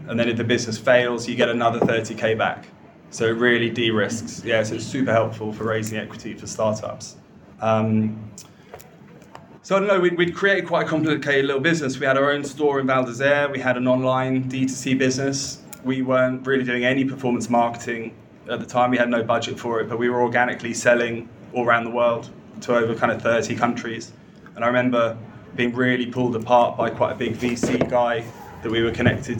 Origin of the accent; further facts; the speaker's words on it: London, United Kingdom; I was from London, more middle class